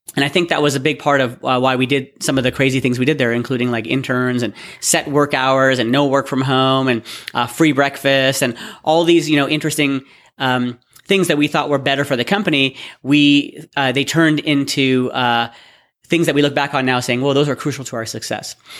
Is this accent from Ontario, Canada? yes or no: yes; Toronto, Ontario, Canada; also born or lived in Waterloo / Austin; I'm from, born and bred in Toronto